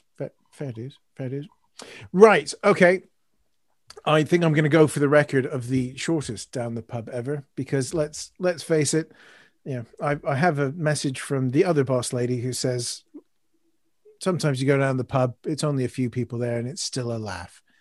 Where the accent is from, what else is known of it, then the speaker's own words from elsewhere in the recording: Canada; now in United Kingdom; as a Canadian, Guy Fawkes Night's always been a bit strange for me.